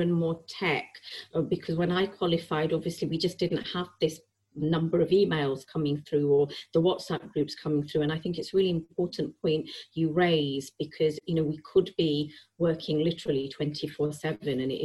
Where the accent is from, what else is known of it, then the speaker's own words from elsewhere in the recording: Preston, North West England, United Kingdom; moved away as an adult; also born or lived in Yorkshire / Bangladesh (parents); now in London, United Kingdom; I was born in Yorkshire, and I spent all my life in Lancashire. We moved when I was 10 months old.